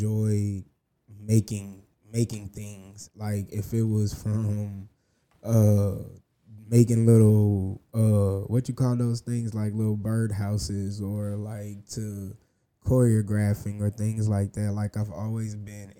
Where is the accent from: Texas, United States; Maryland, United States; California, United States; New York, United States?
Texas, United States; Houston; I'm originally from Houston.